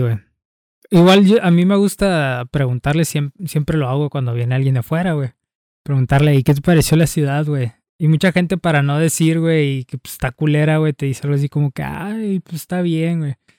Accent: Tijuana, Baja California, Mexico; mi Tijuana me gusta de cierta manera, aunque yo sé que es una ciudad bastante fea.

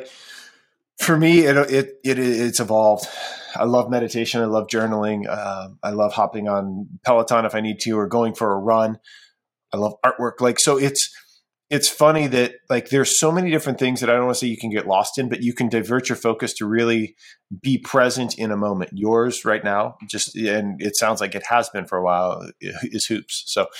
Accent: Ohio, United States; And I mentioned, like, I'm from Ohio, right? I'm a Cleveland everything fan.

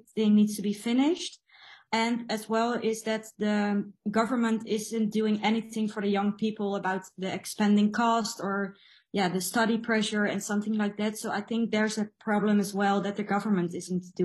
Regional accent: Netherlands; I'm from the Netherlands

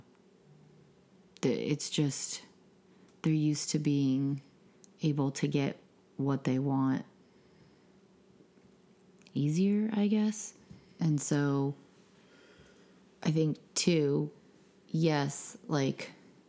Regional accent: Maine, United States; moved away; being born and raised in Maine

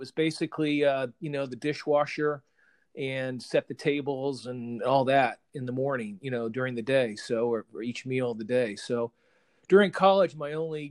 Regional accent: Benton, Illinois, United States; moved away as an adult; also born or lived in Crawfordsville, Indiana; ended up going to Southern Illinois University in Carbondale, which was about 45 minutes from my hometown of Benton

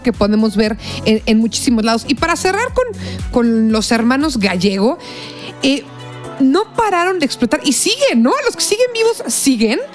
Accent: Mexico; nos unió tanto como mexicanos

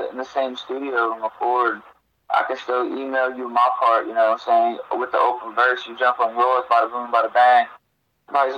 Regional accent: Parkersburg, West Virginia, United States; also born or lived in Spartanburg, South Carolina; now in Anderson, United States; I was born in West Virginia, Parkersburg to be exact, but right now I'm in Anderson, South Carolina

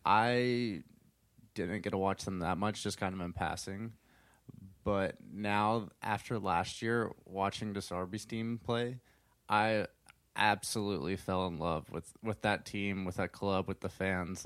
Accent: United States; an American soccer fan

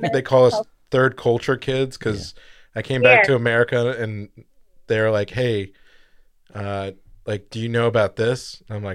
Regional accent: United States; also born or lived in Germany; I'm American

